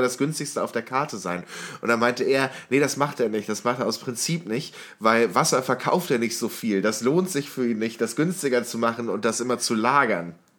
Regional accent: Warburg, North Rhine-Westphalia, Germany; moved away; aus meiner Heimatstadt, beziehungsweise Semi-Heimatstadt, ich bin dort aufs Gymnasium gegangen in der Stadt Warburg

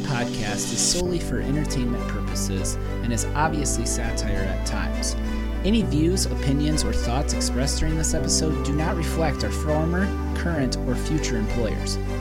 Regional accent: Hayward, United States; my hometown, Hayward

